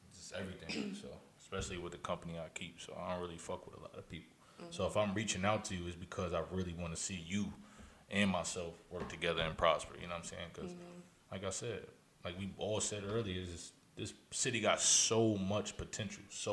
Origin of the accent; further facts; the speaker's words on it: Albany, New York, United States; also born or lived in Texas; I'm from Albany.